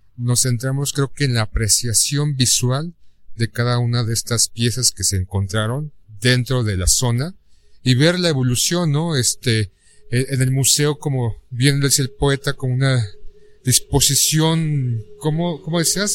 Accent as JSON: {"language": "Spanish", "country": "Mexico", "said": "soy un mexicano más"}